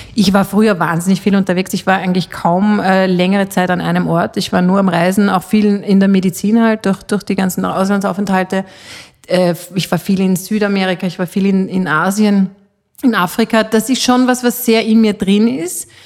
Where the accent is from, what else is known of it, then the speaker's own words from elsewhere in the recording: Austria; also born or lived in Switzerland (half Swiss) / Salzburger Land; bei uns in Österreich